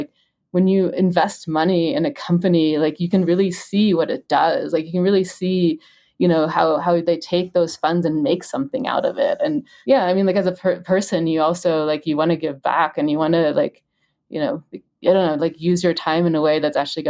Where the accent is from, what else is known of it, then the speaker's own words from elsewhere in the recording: Germany; also born or lived in United States; I'm German and I've always kind of lived in, you know, I'm in Germany, in the US, I'm American